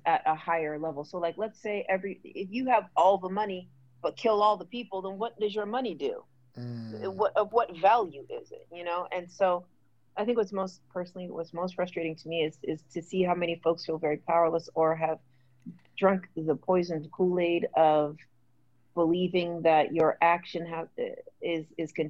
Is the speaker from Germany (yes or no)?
no; Jamaica; I'm super Jamaican